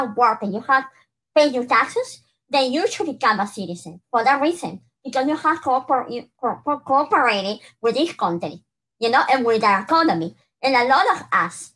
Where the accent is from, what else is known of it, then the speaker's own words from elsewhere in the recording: Peru; now in United States; I'm from Peru